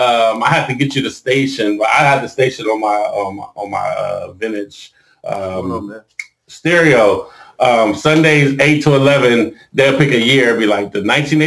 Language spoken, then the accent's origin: English; North Ohio, United States; I'm from North Ohio.